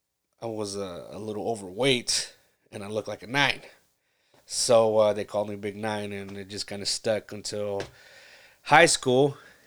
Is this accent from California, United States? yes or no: yes; California, United States; I grew up in Central California, a little small little town, and it was great.